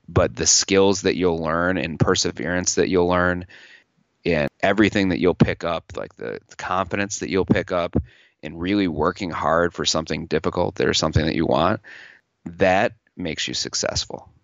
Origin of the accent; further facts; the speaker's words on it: New York, United States; also born or lived in Los Angeles; I'm from New York